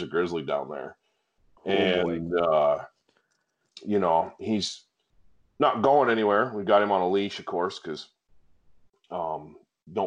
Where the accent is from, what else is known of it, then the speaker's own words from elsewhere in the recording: northern Michigan, United States; moved away; growing up in the North Woods up in northern Michigan